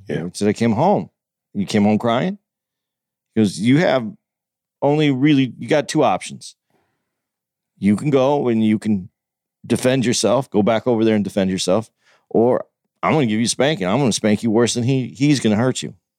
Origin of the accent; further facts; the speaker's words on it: Tucson, Arizona, United States; I was growing up in Tucson